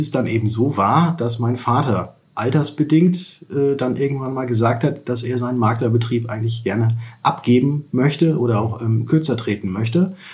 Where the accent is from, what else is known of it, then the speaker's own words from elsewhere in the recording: Würzburg, Bavaria, Germany; als ich in die fünfte Klasse kam, sind wir nach Würzburg gezogen und deswegen fühle ich mich als Würzburger und bin, glaube ich, auch mittlerweile hier anerkannt, auch wenn ich nicht